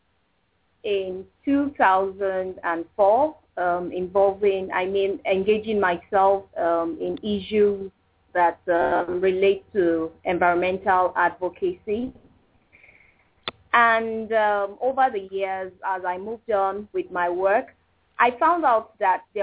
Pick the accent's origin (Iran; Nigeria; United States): Nigeria; Kaduna State; I was born in Kaduna State, and I've lived a significant part of my life here